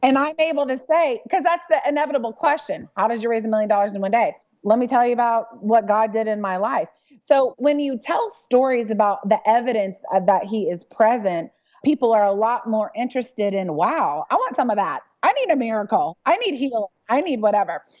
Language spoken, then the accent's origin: English; Dallas, Texas, United States; I'm from Dallas